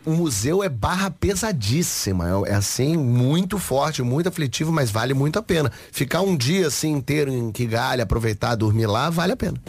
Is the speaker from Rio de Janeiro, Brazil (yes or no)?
yes; Rio de Janeiro, Brazil; Eu sou do Rio de Janeiro.